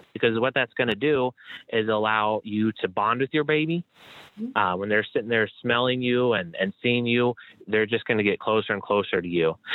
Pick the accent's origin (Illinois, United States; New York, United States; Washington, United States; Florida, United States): Illinois, United States; Chicago; I'm from Chicago where it's freezing all the time